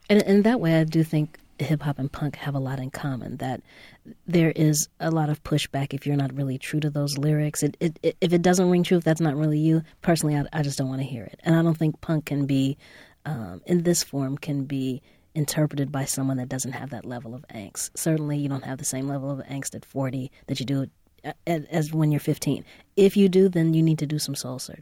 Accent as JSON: {"language": "English", "town": "Los Angeles", "region": "California", "country": "United States", "tie": "born or raised there", "said": "I grew up in South Central, right on 60th and Crenshaw"}